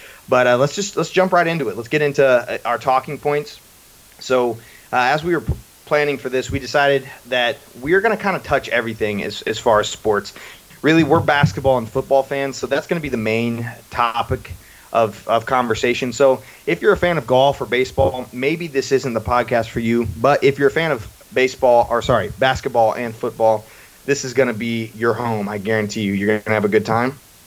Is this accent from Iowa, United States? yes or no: no; Cumming, Georgia, United States; also born or lived in Mayfield, Kentucky; I grew up in Georgia in the greater Atlanta area in a town called Cumming.